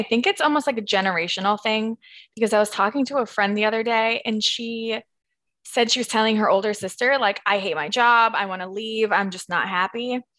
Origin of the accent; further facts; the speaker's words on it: Minnesota, United States; also born or lived in California / Rhode Island; I mean, mostly I'm from Minnesota. Like, I consider myself a Minnesota girl, but I was born in California. I moved to Rhode Island.